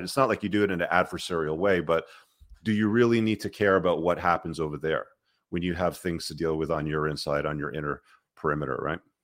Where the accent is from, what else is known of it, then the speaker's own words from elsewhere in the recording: Toronto, Ontario, Canada; also born or lived in Luton, England; I live in Canada, I live in Toronto. It's, you know, it's been my home for most of my life